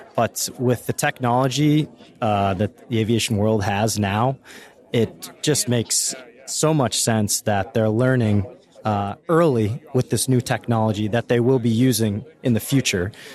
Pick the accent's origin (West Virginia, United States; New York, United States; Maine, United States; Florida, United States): Maine, United States; I'm from Maine, born and raised